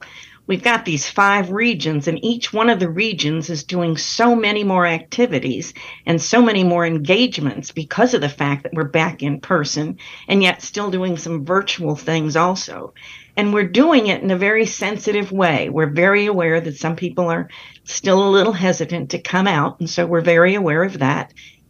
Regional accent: North Carolina, United States; So I'm always proud to be saying I'm from North Carolina.

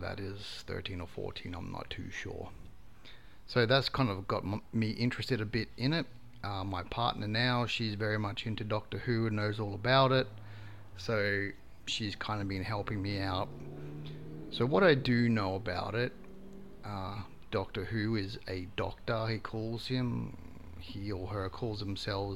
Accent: Brisbane, Queensland, Australia; I'm from Brisbane, Queensland, Australia

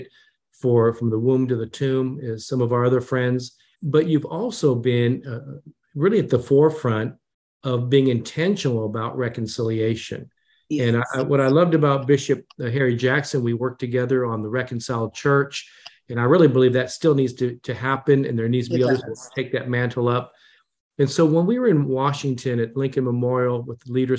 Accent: Japan; when I was born in Japan

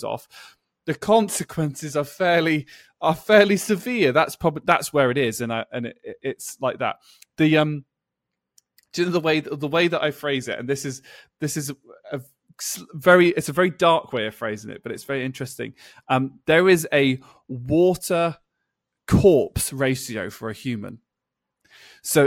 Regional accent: England, United Kingdom; I'm an English person

